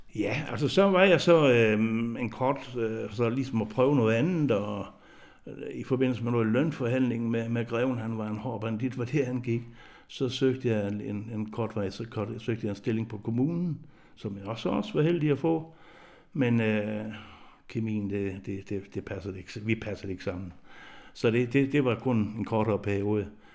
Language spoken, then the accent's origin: Danish; Southern Jutland, Southern Denmark, Denmark; moved away as an adult; jeg er jo født og opvokset i Sønderjylland